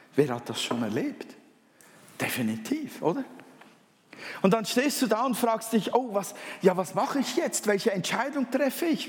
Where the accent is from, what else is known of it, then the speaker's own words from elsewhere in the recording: Switzerland; accent: Swiss German; first language Swiss German; Erstens einmal bin ich ja Schweizer. Schweizerdeutsch ist eigentlich meine Muttersprache.